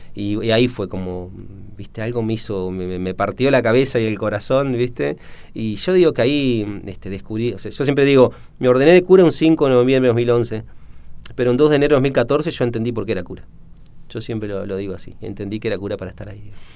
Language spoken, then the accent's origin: Spanish; Rosario del Tala, Entre Ríos, Argentina; moved away; Nacido en Rosario del Tala ahí están mis padres, mis hermanos